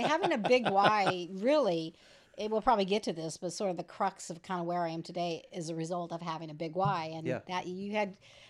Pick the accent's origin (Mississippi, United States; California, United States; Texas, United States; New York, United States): California, United States; San Diego; moved away as an adult; I moved from San Diego. I'm one of the Californians in 2004